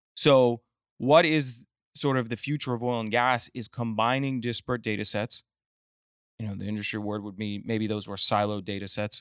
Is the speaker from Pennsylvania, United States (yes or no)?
no; Midland, Texas, United States; also born or lived in Austin; now in Houston, United States; I was raised in Midland